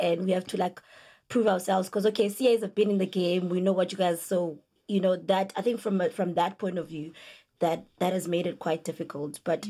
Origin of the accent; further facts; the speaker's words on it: Free State, South Africa; I'm from the Free State